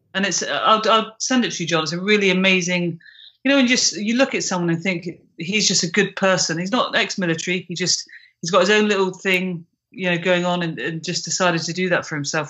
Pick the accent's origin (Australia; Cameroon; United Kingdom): United Kingdom; I'm British